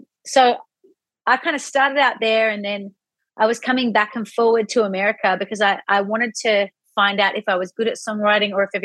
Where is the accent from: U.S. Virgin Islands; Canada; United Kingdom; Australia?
Australia; Sydney, New South Wales; I am from Sydney in Australia.